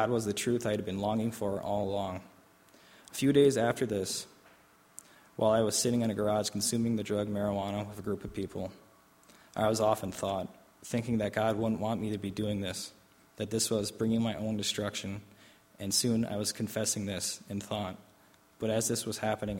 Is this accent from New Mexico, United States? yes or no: no; Oshkosh, Wisconsin, United States; also born or lived in Albany, New York; we decided that we both return to my hometown, to my family. Even though my family situation was rough, I rationalized that at least she wouldn't be physically hurt. Events happened quickly, and soon I was home in Oshkosh